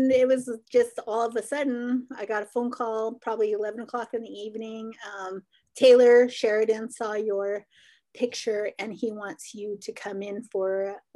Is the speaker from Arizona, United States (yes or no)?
yes; Arizona, United States; I'm originally from the Navajo reservation, or my family is from the Navajo reservation. So I was born on the Navajo reservation. Um, like I said, I lived there for a little while, moved up.